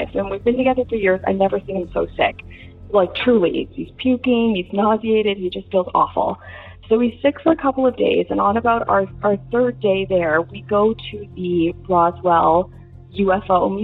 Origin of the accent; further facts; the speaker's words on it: Canada; also born or lived in Hollywood, California / Dallas, Texas; I'm from Canada